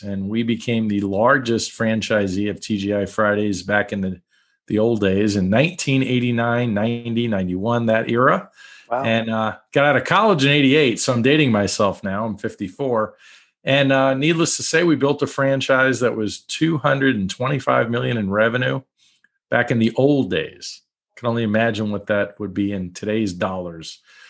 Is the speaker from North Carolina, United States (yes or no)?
no; New York, United States; also born or lived in Brooklyn; So I grew up in New York, born in Brooklyn, New York. Lost the accent a little bit. I think I hide it on purpose. Born in Brooklyn, grew up in Long Island.